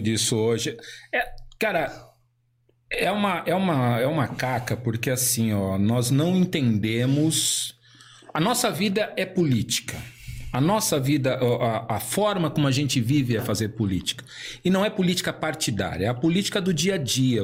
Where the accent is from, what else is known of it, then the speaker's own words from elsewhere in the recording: São Paulo, Brazil; moved away as an adult; now in Santa Catarina, Brazil; eu nasci no bairro da Liberdade, em São Paulo